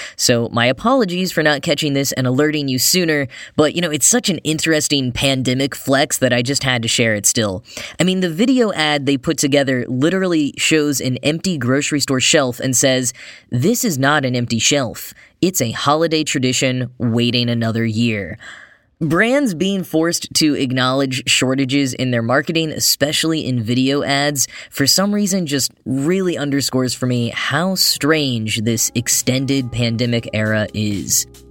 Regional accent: Texas, United States; I grew up in Texas, where eighty degree weather on Christmas Day was not unheard

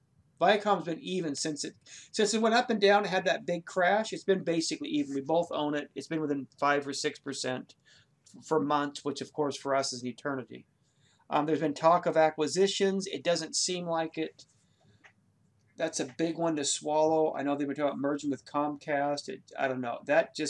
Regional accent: Ireland; I'm the Irish guy, bro. I will know a four-leaf clover from a poppy.

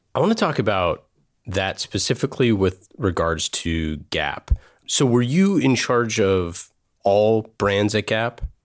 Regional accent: Oakland, California, United States; I grew up in Oakland, across the street from, you know, San Francisco

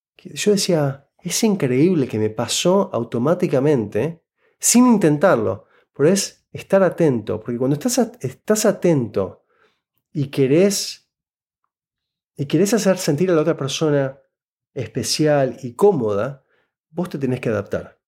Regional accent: Buenos Aires, Argentina; first language Spanish; moved away as an adult; now in Canada; yo nací y crecí en Buenos Aires, Argentina

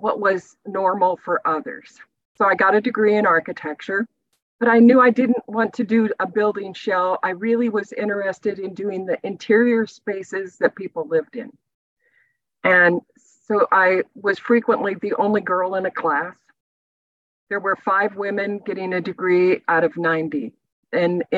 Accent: Iowa, United States; moved away as an adult; also born or lived in Texas; as a young girl growing up in the Midwest

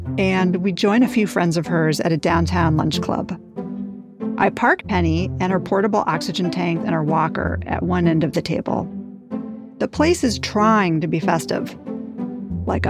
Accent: New York, United States; I grew up in New York

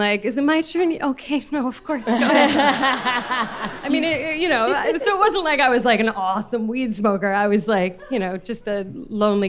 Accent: San Francisco, California, United States; I grew up in San Francisco and I went to an arts high school

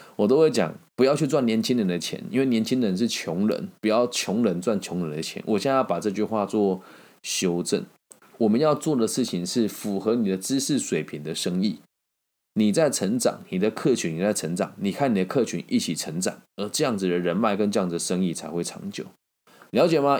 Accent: Taiwan; 因为我是台湾的住户

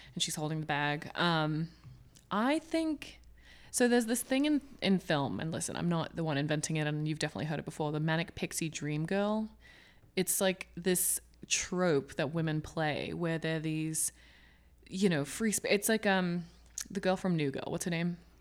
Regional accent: Hong Kong; now in Los Angeles, United States; growing up in Hong Kong

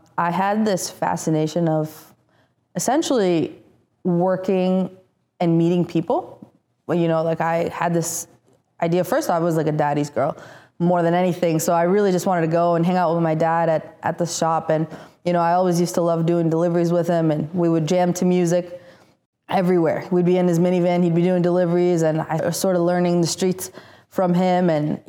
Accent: Italy; English is a second language; also born or lived in Tirana, Albania; So pretty much I was born in Tirana, Albania. I moved to Italy when I was 6 months old. And from there, I went to school in the Vatican.

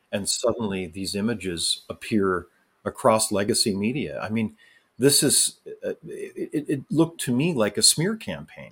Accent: Canada; I as a Canadian citizen

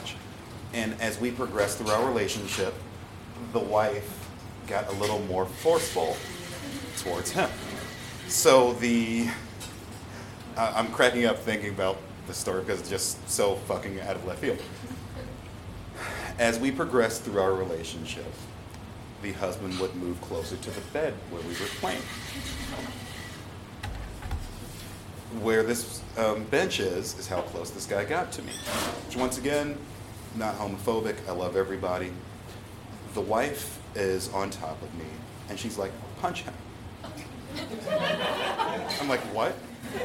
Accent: Chicago, Illinois, United States; I'm from Chicago. I'm not from around here.

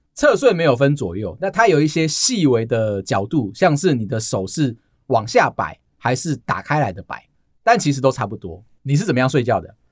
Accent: Taiwan; 我们台湾人

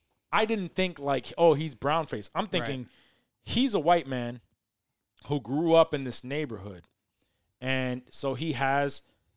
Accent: Los Angeles, California, United States; In LA with that gang mentality, me personally, like I grew up around Asians, I grew up around white people.

